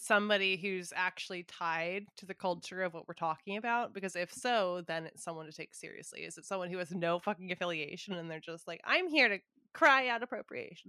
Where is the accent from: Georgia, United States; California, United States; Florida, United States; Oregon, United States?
California, United States; Southern; I grew up in SoCal